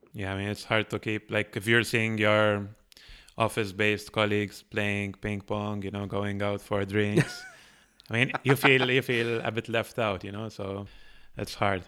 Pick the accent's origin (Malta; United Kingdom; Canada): Malta; moved away as an adult; now in Barcelona, Spain; built an agency in my home country, which is Malta